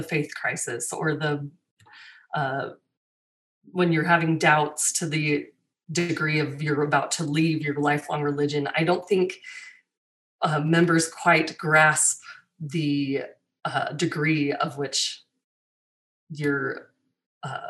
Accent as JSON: {"language": "English", "region": "Utah", "country": "United States", "tie": "born or raised there", "said": "I have pioneer ancestry, but I grew up in Utah"}